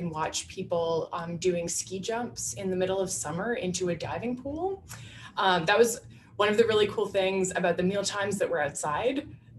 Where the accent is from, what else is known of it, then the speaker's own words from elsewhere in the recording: Ottawa, Ontario, Canada; But the church that I grew up in, I'm from Ottawa in Canada. So I'm from a mid-sized city, and the Mennonite church that I grew up in is now part of Mennonite Church Canada